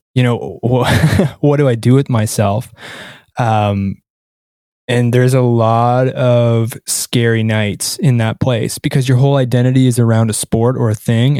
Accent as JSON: {"language": "English", "country": "Canada", "tie": "born or raised there", "said": "I'm, I'm Canadian, right? So I grew up where hockey is life"}